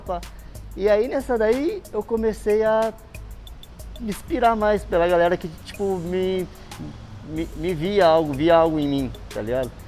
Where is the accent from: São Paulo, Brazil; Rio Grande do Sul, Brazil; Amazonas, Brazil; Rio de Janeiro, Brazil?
São Paulo, Brazil; Bauru; now in São Paulo, Brazil; sou natural de Bauru SP